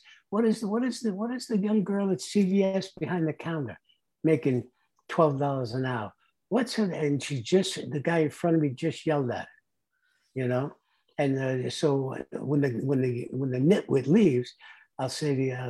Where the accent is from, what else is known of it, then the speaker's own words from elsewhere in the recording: New York City, New York, United States; moved away as an adult; also born or lived in Hermosa Beach / Palm Springs area; now in Rancho Mirage, United States; I grew up in the South Bronx